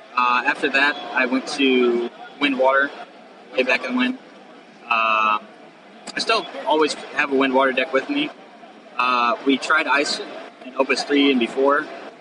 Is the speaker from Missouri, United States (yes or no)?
yes; St. Louis, Missouri, United States; All the guys are from Kansas except for me. I'm from St. Louis.